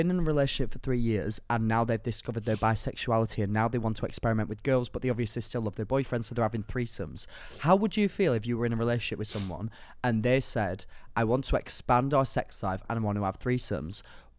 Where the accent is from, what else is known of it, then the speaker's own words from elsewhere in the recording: the north of England, United Kingdom; accent: Northern; I don't like how you tried to do my accent then and it was actually very offensive. Didn't enjoy that. Northern community, I think cancelled.